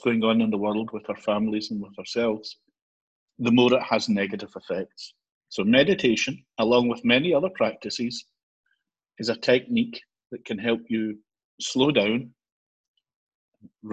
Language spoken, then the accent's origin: English; Glasgow, Scotland, United Kingdom; moved away as an adult; also born or lived in Ayrshire; now in Edinburgh, United Kingdom; I'm originally from Glasgow, spent a lot of my career in Ayrshire, and now I'm on the East Coast in Edinburgh